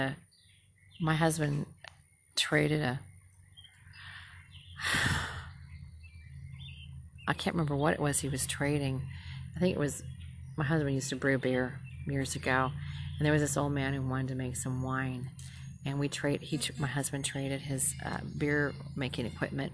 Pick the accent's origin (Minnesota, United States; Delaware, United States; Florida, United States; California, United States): Minnesota, United States; now in Southern United States; I'm from Minnesota. I said, we're way liberal up there